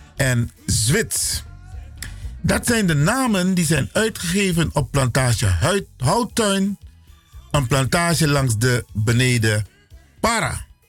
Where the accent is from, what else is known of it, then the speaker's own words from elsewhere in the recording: Suriname; now in Netherlands; We zijn Afro-Surinamers, Afro-African origin, geboren in Suriname